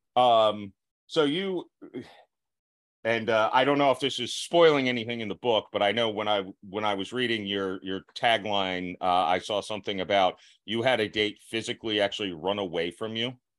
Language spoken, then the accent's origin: English; Florida, United States; I'm from the South